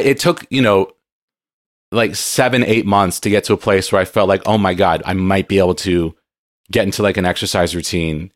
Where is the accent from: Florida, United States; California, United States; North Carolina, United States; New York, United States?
California, United States; San Diego; moved away; I grew up in San Diego